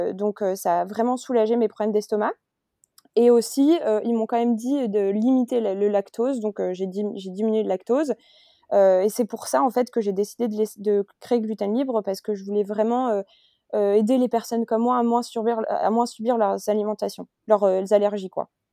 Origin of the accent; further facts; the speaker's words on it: France; moved away as an adult; now in Barcelona, Spain; suis française et j'habite aujourd'hui à Barcelone, euh, en Espagne, depuis octobre